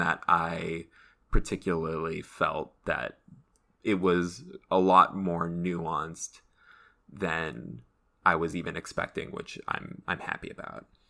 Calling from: Los Angeles, California, United States; I'm calling from Los Angeles.

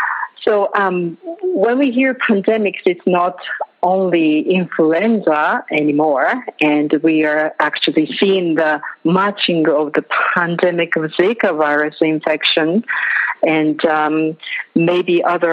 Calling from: Nepal; I'm calling from Nepal. It's just past midnight here.

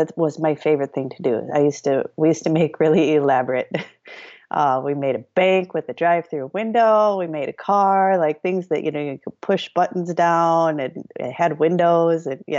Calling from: Shakopee, Minnesota, United States; Right now I'm in Shakopee, Minnesota. My studio is in Minneapolis and I live in Shakopee, just half an hour south of Minneapolis.

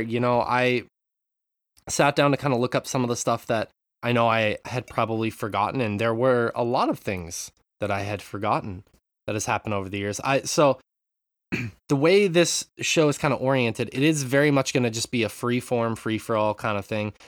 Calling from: Japan; I'm calling in from Japan

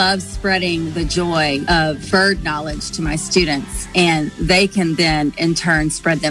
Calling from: Mobile, Alabama, United States; I'm calling in from Mobile, Alabama.

